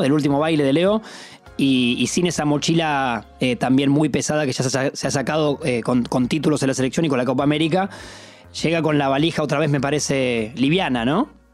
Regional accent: Argentina; como argentinos

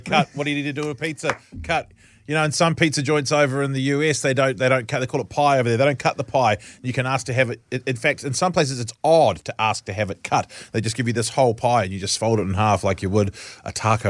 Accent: Auckland, New Zealand; I'm from West Auckland.

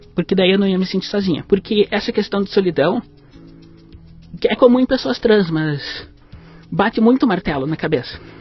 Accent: Passo Fundo, Rio Grande do Sul, Brazil; also born or lived in Porto Alegre / Rio de Janeiro; Eu nasci em Passo Fundo, no Rio Grande do Sul.

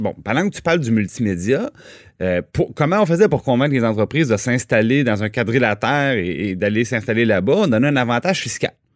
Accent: Trois-Rivières, Quebec, Canada; à Trois-Rivières, je viens de Trois-Rivières

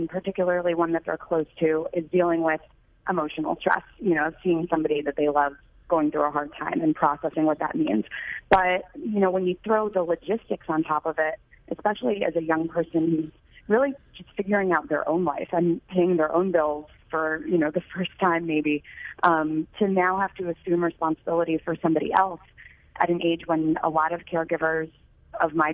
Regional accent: New York, United States; moved away as an adult; also born or lived in Michigan; I grew up in New York and first went to the Midwest to attend the University of Michigan

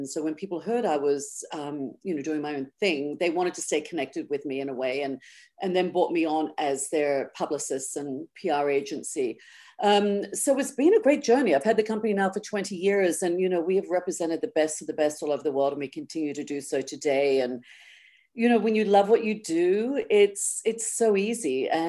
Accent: Australia; And I didn't grow up skiing. I mean, as an Australian, you know, it's always been more about the après for me

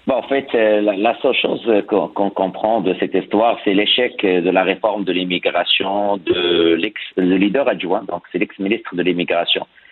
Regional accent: Quebec, Canada; en tant que Québécois

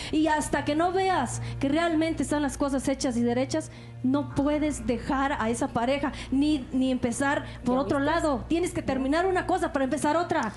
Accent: Oaxaca de Juárez, Oaxaca, Mexico; now in Mexico City, Mexico; Soy de Oaxaca de Juárez y vivo aquí en la Ciudad de México.

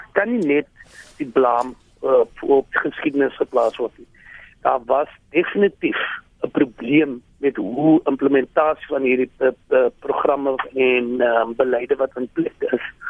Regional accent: South Africa; ons as Suid-Afrikaners

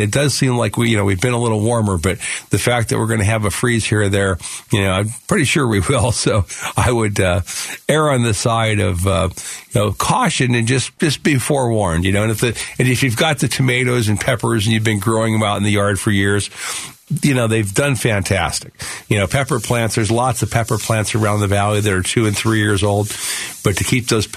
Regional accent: Phoenix, Arizona, United States; I grew up right here in Phoenix.

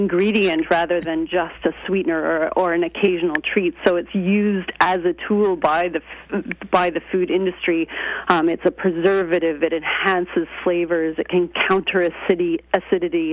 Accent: Canada; moved away as an adult; now in United Kingdom; I'm Canadian, and I go back and forth between Canada and Britain

